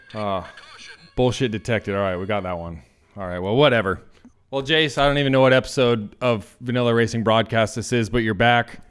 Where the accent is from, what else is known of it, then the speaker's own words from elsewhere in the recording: the South, United States; now in Nampa, Idaho, United States; I'm also from the South.